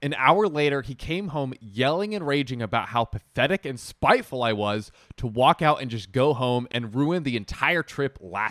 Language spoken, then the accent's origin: English; Texas, United States; I guess I'll begin by saying I'm a 25 female and I'm from Texas.